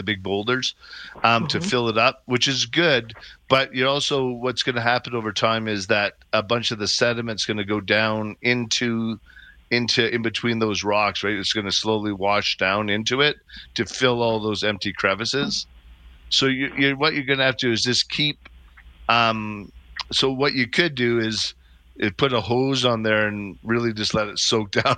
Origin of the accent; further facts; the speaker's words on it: Calgary, Alberta, Canada; I grew up in Bowness. I know it well